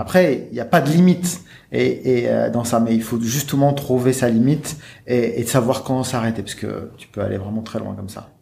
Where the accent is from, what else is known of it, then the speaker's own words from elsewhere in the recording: Lille, Hauts-de-France, France; also born or lived in Annecy; je suis né à Lille et, euh, j'ai grandi à Lille dans une cité